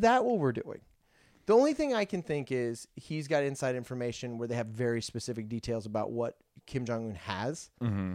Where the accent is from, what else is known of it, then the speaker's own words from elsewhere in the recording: Virginia Beach, Virginia, United States; moved away; I grew up in Virginia Beach, where there's Oceana, which is a Navy like pilots base